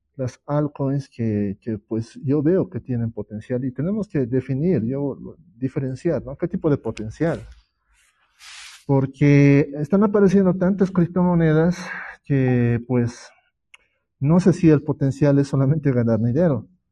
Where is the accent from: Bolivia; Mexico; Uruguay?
Bolivia; yo soy de Bolivia